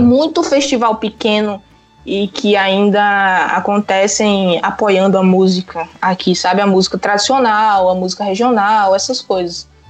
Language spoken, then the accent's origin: Portuguese; Pernambuco, Brazil; moved away as an adult; also born or lived in Paraíba; now in Aveiro, Portugal; Eu sou nordestina e morei no Nordeste, né? Pernambuco